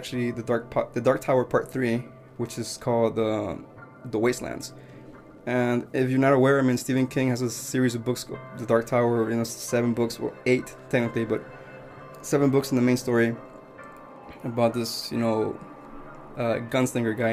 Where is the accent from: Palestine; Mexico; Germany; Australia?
Mexico; now in United States; I grew up in Mexico